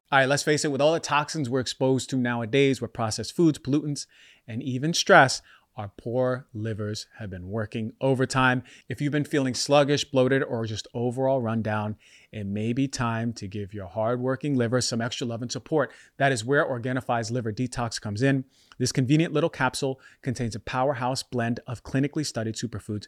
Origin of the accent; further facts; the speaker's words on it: New York, United States; moved away as an adult; also born or lived in Philadelphia / Bay Area; growing up in New York